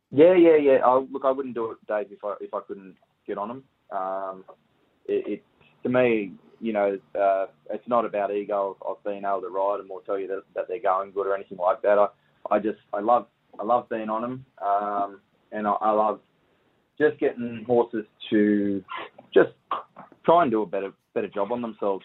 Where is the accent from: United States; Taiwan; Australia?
Australia; Camden, New South Wales; Camden, Camden in New South Wales, and yeah, so we just grew up around Menangle Park, really.